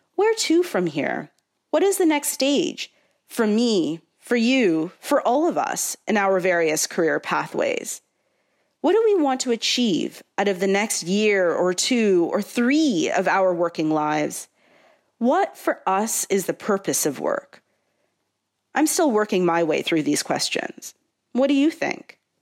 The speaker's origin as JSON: {"language": "English", "country": "Canada", "tie": "born or raised there", "said": "a Canadian-born South Asian Ismaili Muslim with three generations before me from Tanzania"}